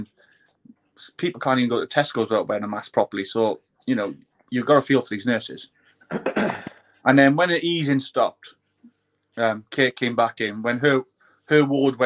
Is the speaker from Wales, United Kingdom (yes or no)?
yes; Wales, United Kingdom; being a Welshman